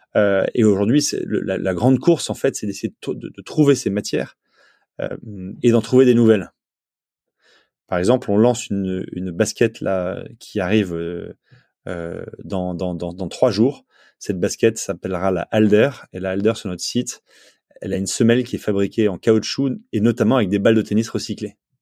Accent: Provence-Alpes-Côte d'Azur, France; now in Nantes, France; moi j'ai habité, j'ai grandi en Provence, en bord de mer

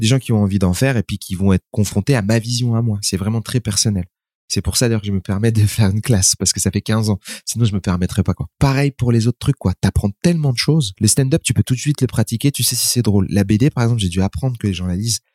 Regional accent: France; je suis né en France

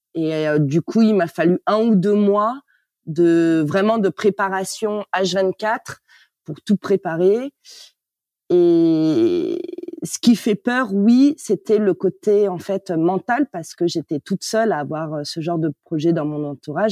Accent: Paris, Île-de-France, France; moved away as an adult; Je suis née à Paris. J'ai grandi en banlieue

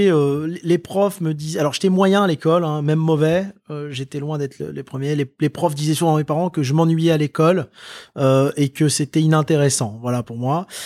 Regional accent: Lille, Hauts-de-France, France; born there; also born or lived in Indonesia / Maghreb / Le Mans / Tours; moi je suis né à Lille, si tu veux. ensuite, j'ai été vivre avec mes parents en Indonésie. J'ai vécu trois ans en Indonésie. Ensuite, j'ai vécu au Maghreb et ensuite je suis revenu donc dans la ville du Mans.

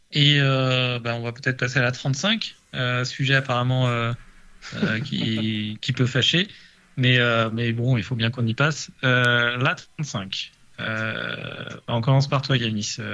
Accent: Paris, Île-de-France, France; je suis parisien

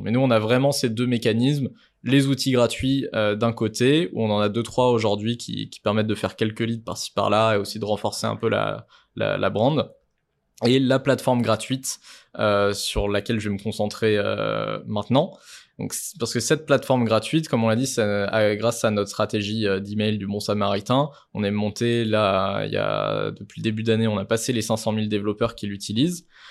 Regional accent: France; on est français

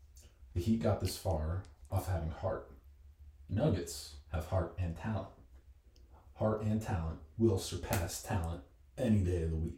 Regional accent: Reading, Pennsylvania, United States; I'm also from Reading, Pennsylvania.

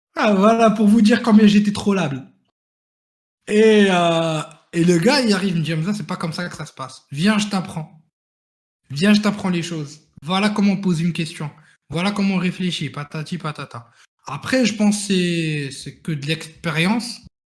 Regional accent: Morocco; moved away as an adult; now in France; je venais du Maroc

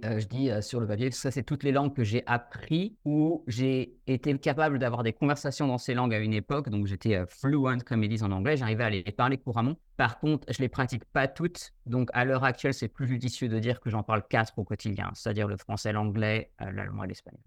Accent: Dijon, Bourgogne-Franche-Comté, France; first language French; Moi, je suis français, je suis de Dijon à la base

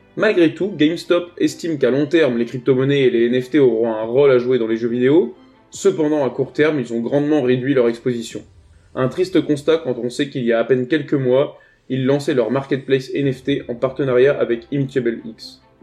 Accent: France; Je suis français

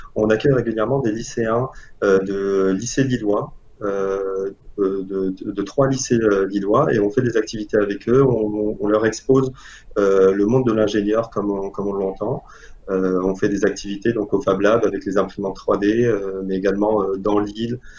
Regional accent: Algeria; moved away as an adult; also born or lived in Paris, France / Lille, France; now in France; je viens d'Algérie. J'ai fait mon lycée là-bas et après le bac, je suis allé en France pour compléter mes études

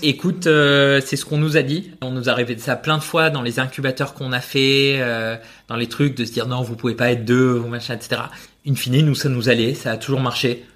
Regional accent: Spain; je suis espagnol

